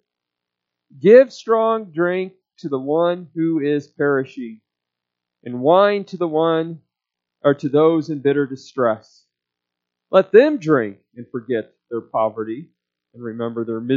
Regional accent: United States; us Americans

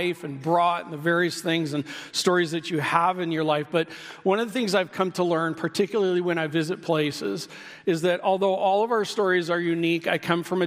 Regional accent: Midwest, United States; I grew up in the Midwest

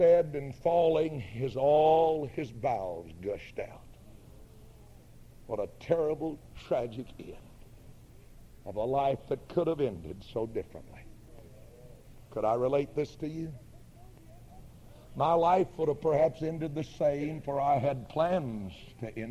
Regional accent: northeast Georgia, United States; also born or lived in Highlands, North Carolina; We moved from Highlands down into the northeast part of the state of Georgia, where I've lived from there, or from that time until now

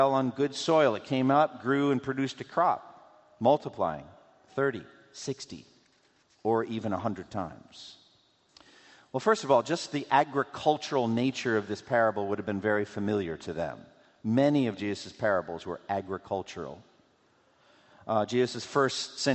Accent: New England, United States; I grew up in New England

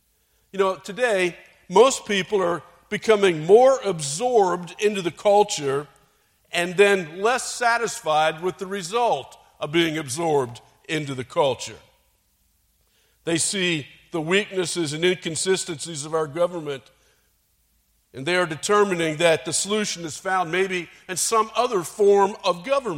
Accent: Michigan, United States; I came from Michigan, where General Motors is a big deal, and I came here

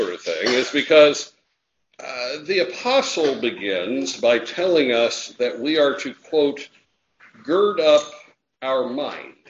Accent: United States; when I was growing up in Jackson County

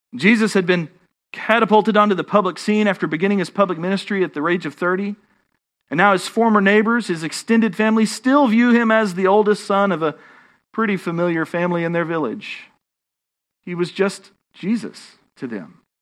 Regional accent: Texas, United States; accent: Texan; my Texan accent

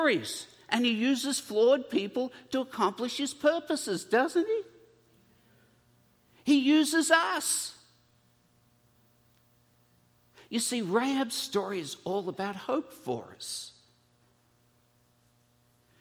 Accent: Australia; being an Australian, and so my relatives are all convicts.

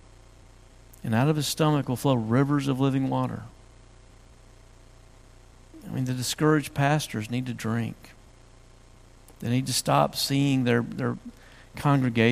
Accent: West Tennessee, United States; I grew up in West Tennessee, and we had swamps there

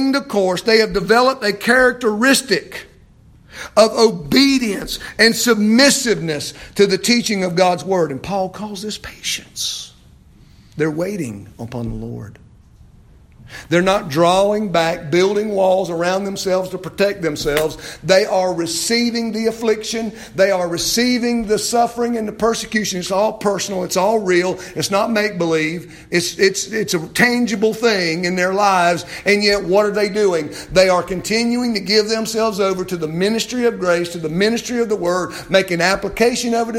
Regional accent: United States; as an American Christian

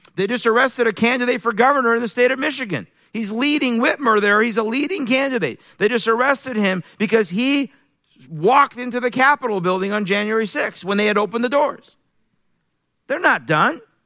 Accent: Iran; moved away; I'm originally from Iran. I was born in Iran, raised in a Muslim family

